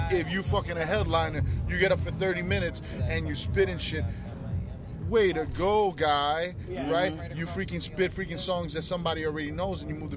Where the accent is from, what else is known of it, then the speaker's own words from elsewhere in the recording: Miami, Florida, United States; growing up in Miami